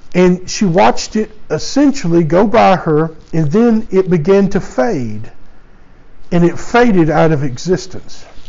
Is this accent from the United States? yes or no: yes; United States; I was born and raised in the United States